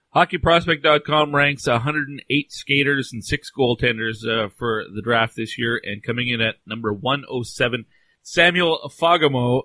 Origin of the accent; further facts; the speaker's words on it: Canada; I'm Canadian